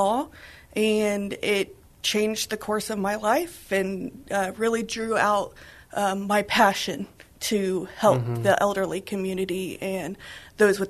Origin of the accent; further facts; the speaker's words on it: San Antonio, Texas, United States; also born or lived in Dallas-Fort Worth, Texas / Austin, Texas; I was born and raised here in San Antonio